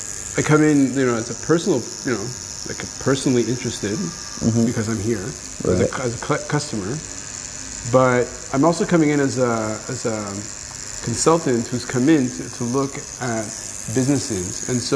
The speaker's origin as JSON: {"language": "English", "country": "Israel", "tie": "born there", "said": "I was born in Israel, yeah."}